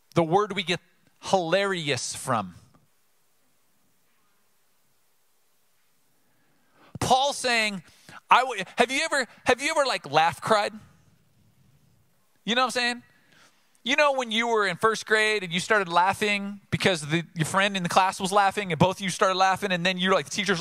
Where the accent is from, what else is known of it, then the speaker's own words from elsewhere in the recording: Oceanside, United States; I grew up in Oceanside